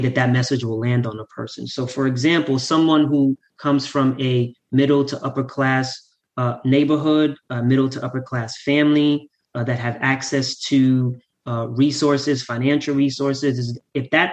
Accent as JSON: {"language": "English", "town": "New York City", "region": "New York", "country": "United States", "tie": "born or raised there", "said": "So I grew up in Southside Jamaica, Queens."}